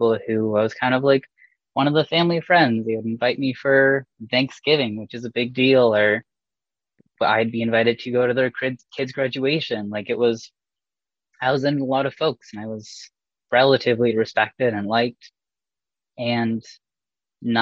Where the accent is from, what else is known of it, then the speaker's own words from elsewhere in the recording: Port Sydney, Ontario, Canada; growing up in Port Sydney, little blip of 800 people